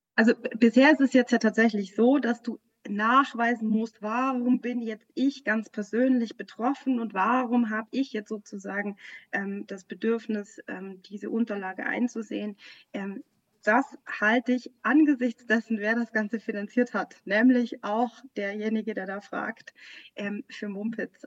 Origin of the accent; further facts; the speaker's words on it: Bavaria, Germany; ich bin auch äh, ja in Bayern aufgewachsen